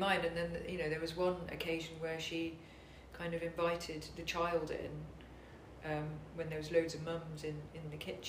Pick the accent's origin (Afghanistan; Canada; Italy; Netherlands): Netherlands; So I was brought up abroad in Holland